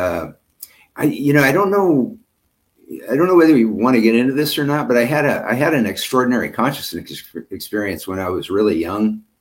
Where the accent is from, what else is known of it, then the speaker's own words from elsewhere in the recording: Ellis, Kansas, United States; I grew up in Western Kansas, in Ellis, Kansas, and it was a population of 2,000